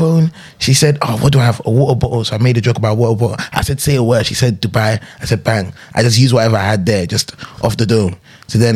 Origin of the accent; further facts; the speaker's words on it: Birmingham, West Midlands, United Kingdom; accent: Ghanaian from Birmingham; Now I'm going through my accents. Ghanaian from Birmingham into my London accent.